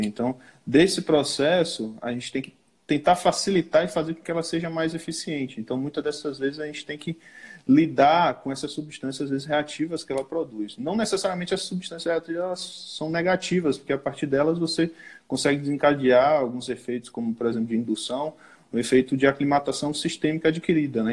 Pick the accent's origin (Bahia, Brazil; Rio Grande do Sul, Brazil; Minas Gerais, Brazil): Bahia, Brazil; Cruz das Almas; eu sou de Cruz das Almas, ali interiorzinho perto de Salvador, né? Mas a região que eu atuo, que eu trabalho, é aqui no oeste da Bahia